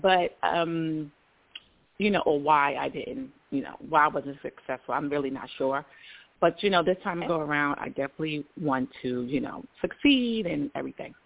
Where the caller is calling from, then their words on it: Georgia, United States; I'm calling from um, Georgia